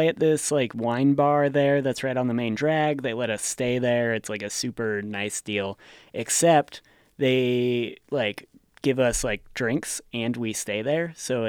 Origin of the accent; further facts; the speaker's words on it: Gardnerville, Nevada, United States; and I guess I grew up in Gardnerville, so this is much less of a mythical creature for me.